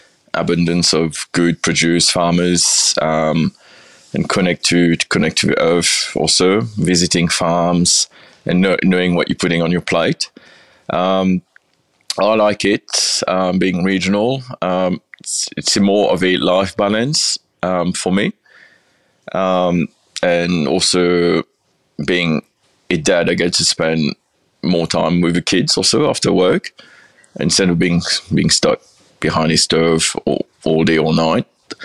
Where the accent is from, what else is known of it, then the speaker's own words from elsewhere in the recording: England, United Kingdom; moved away as an adult; now in Beechworth, Australia; Well, I came over from England with a Sofitel, and I got a transfer to come and run number 35 in the city.